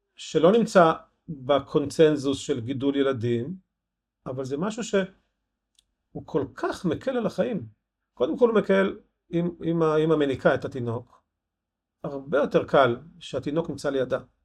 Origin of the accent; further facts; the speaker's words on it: Ein Harod, Northern District, Israel; moved away; also born or lived in Rosh Pinna; נולדתי בן חרודן